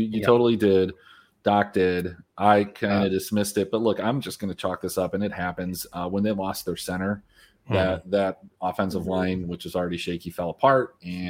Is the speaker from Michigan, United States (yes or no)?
yes; Michigan, United States; I'm from Michigan.